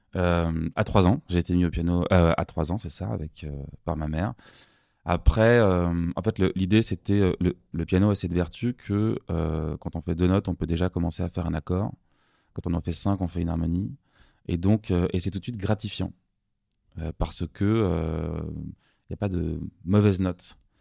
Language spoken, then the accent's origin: French; Paris, Île-de-France, France; J'ai eu une enfance très heureuse, parisienne